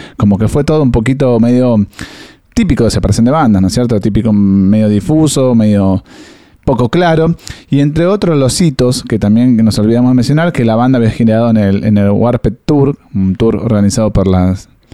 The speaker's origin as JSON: {"language": "Spanish", "country": "Argentina", "said": "somos argentinos"}